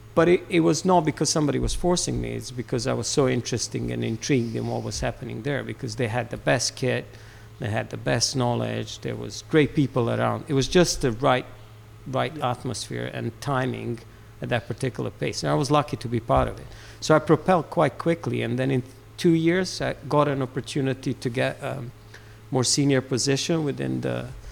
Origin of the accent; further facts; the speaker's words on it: Serbia; moved away as an adult; also born or lived in Aberdeen, Scotland; now in United Kingdom; I'm Serbian.